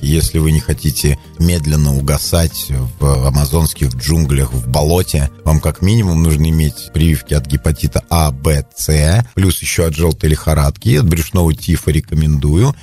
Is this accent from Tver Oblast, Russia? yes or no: yes; Kopyly village, Selizharovo District, Tver Oblast, Russia; я вырос в деревне Сележаровского района, деревне Копылы